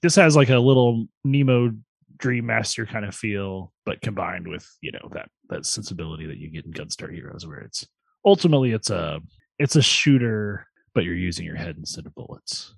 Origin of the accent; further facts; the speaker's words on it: Vermilion County, Illinois, United States; Vermilion County where I'm from originally. I was born in Vermilion County, Illinois